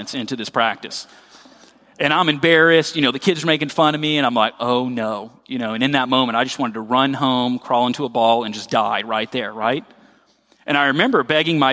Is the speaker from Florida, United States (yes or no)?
yes; Royal Palm Beach, Florida, United States; moved away as an adult; where I grew up in Royal Palm Beach. I'm a Florida native.